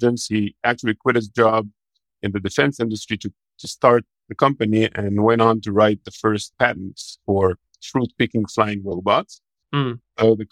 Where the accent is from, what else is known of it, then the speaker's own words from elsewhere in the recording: Israel; moved away as an adult; now in United States; I'm from Israel, but I'm currently living in the U.S.